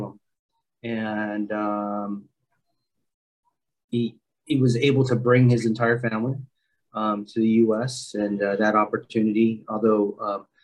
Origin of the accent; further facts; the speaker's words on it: San Diego, California, United States; also born or lived in Philippines; growing up in San Diego, the Navy has always been a big